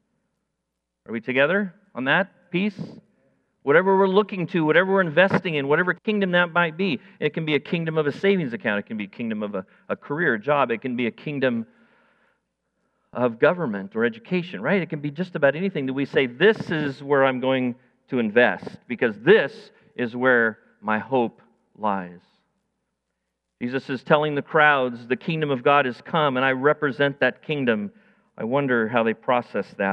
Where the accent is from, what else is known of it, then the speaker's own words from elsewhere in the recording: United States; I'm an American. I live in the land of the free and of the brave